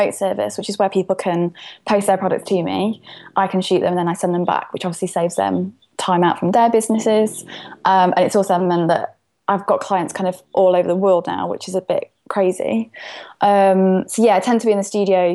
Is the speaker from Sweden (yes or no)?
no; Derbyshire, East Midlands, United Kingdom; accent: Derbyshire